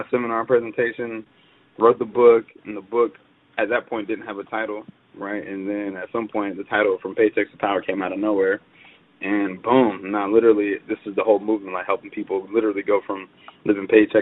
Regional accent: Atlanta, Georgia, United States; Born and raised in Atlanta, Georgia

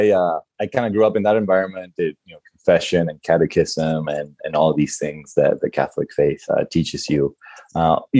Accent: Argentina; moved away; I was born and raised in Argentina

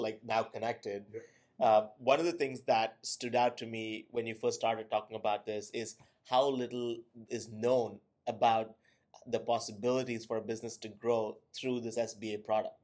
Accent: India; now in United States; I'm an immigrant from India

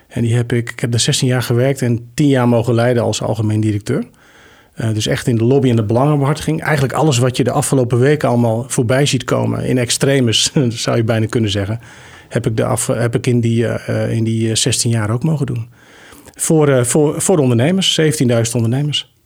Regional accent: Gorredijk, Friesland, Netherlands; also born or lived in Deventer / Groningen; now in Amersfoort, Netherlands; Gorredijk, waar ik ben geboren, het grootste gedeelte, doorgebracht.

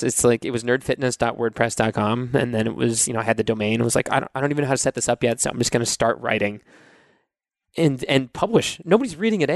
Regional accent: Cape Cod, Massachusetts, United States; now in Nashville, United States; I grew up in Massachusetts on Cape Cod

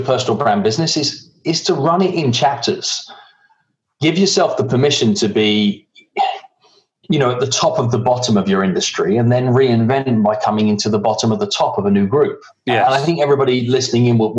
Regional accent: England, United Kingdom; moved away; I can't wait to be back in Blighty

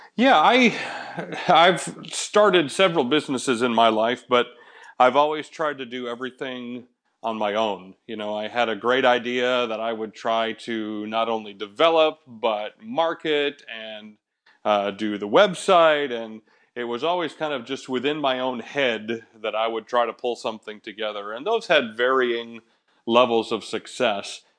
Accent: Michigan, United States; moved away; I grew up in Michigan

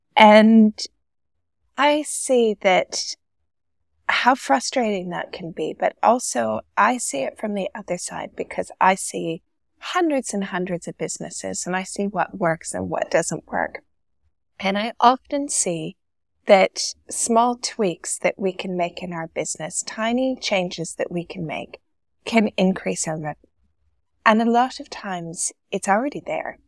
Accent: Canada; born or raised there; moved away as an adult; now in Dubai, United Arab Emirates

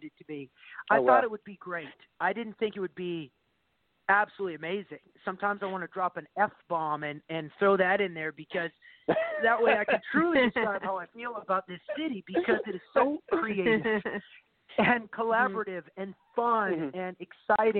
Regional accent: Alberta, Canada; Caitlin and I are both from the same province in Canada. We're both Canadian. We're both from Alberta

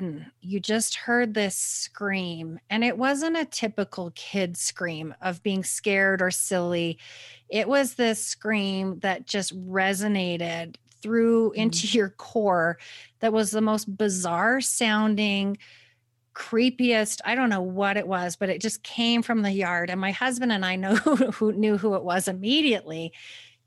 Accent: Canada; moved away; I'm originally from Canada, and so we like to go back every summer

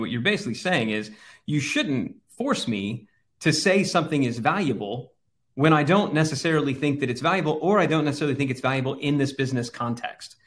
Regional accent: Texas, United States; growing up in Texas and having, having a place on the Texas coast

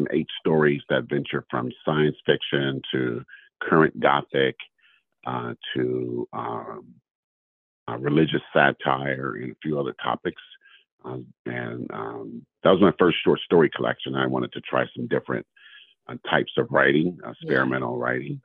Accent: California, United States; And I'm in California, born and raised in California. I lived in a few other states, but I am a Californian

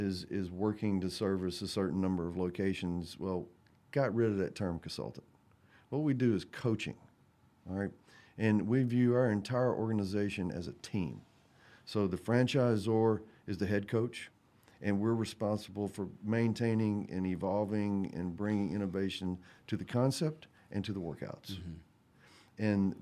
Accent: Mississippi, United States; I grew up in Mississippi

